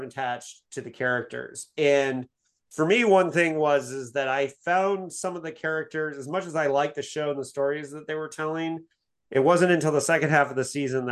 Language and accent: English; Bloomington, Indiana, United States; Captain Janeway statue in Bloomington, Indiana, my hometown